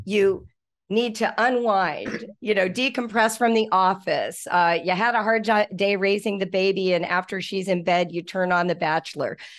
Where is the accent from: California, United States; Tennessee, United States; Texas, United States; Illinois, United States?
California, United States; Malibu; In the nineteen seventies, I grew up in Malibu Canyon